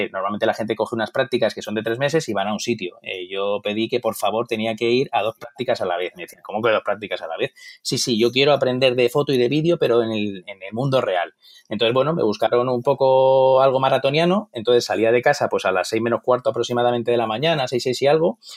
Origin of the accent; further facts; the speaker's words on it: Torrejón de Ardoz, Community of Madrid, Spain; also born or lived in Stuttgart, Germany; yo nací un poquito lejos, nací en Alemania, eh, fue algo un poquito así puntual, por así decirlo. Bueno, mis padres estaban ahí trabajando y, bueno, nací justo ahí, eh, en Stuttgart, que es una, es una ciudad que luego ha tenido mucha historia, parece que no, pero en mi vida como tal. Eh, estudié en Torrejón